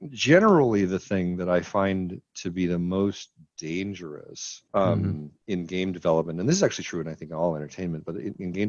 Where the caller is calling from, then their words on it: Seattle, Washington, United States; I am talking to you from Seattle, Washington, looking out my my window at uh, at lovely Belltown here.